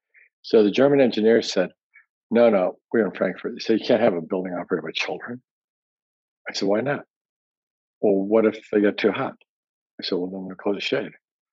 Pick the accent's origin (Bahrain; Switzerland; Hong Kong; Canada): Hong Kong; also born or lived in Tokyo, Japan / Washington State, United States; I was born in Tokyo. And I grew up mostly in Hong Kong and in the Puget Sound, Washington State.